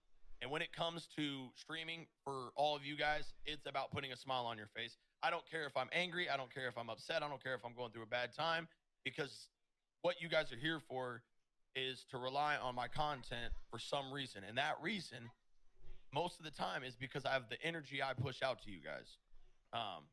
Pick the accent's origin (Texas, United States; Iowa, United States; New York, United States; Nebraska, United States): Iowa, United States; Des Moines; I'm from Des Moines, Iowa